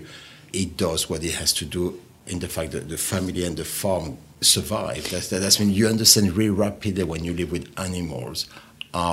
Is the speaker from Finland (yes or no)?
no; Pyrenees, France; born or raised there; English is a second language; moved away